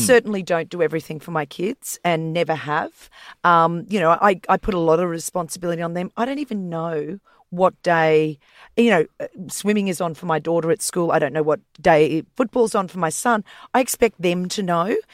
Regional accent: Queensland, Australia; now in Sydney, Australia; I grew up in Queensland and I grew up on a property

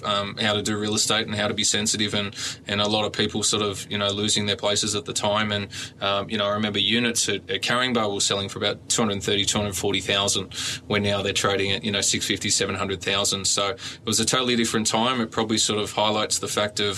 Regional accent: Gymea Bay, New South Wales, Australia; I grew up in Gymie Bay and schooling around Kirrawee

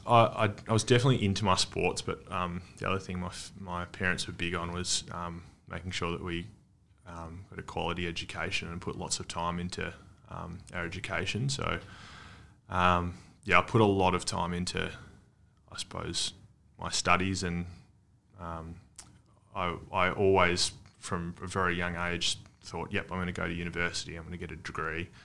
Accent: Devonport, Tasmania, Australia; grew up in Tassie. Um, the northwest coast is where I spent most of my time, so Devonport.

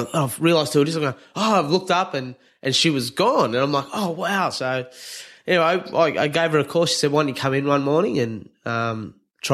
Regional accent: New Zealand; now in Australia; I'm a Kiwi, but living in a Mozzie.

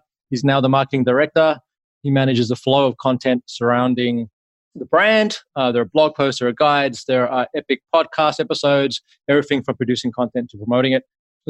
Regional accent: Australia; I'm from Australia

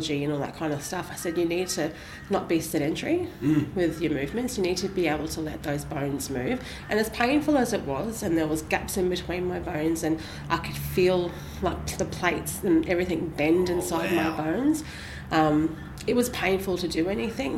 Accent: Australia; also born or lived in New Zealand; my mum's Australian, brought me back to Australia

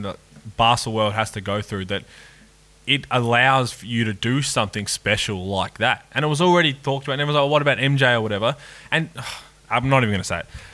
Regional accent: Australia

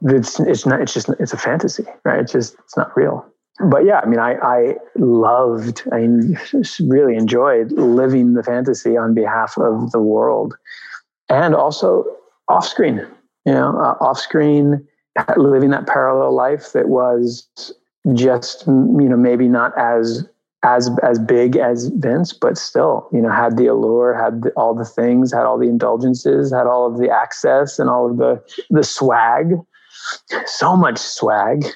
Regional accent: New York, United States; also born or lived in Albuquerque, New Mexico; Yeah, I grew up in New York. I grew up uh, on the Upper West Side I was born in Albuquerque, New Mexico, and then I was at four years old. I moved with my mother to New York.

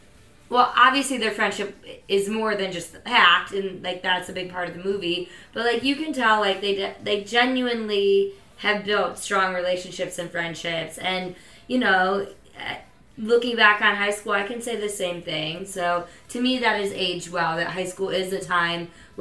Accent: Midwest, United States; I'm from the Midwest

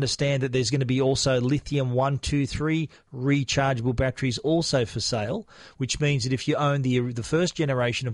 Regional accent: Australia; I was born in Australia, but essentially I have a Maltese background.

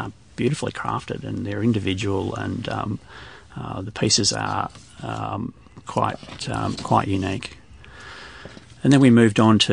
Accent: Australia; we're all Australian

